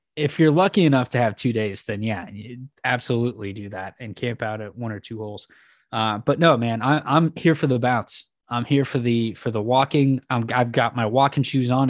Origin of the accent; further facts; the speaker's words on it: West Coast, United States; growing up on the West Coast